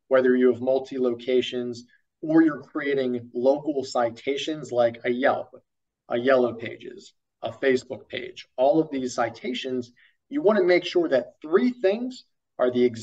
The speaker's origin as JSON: {"language": "English", "country": "Ireland", "said": "as an Irishman"}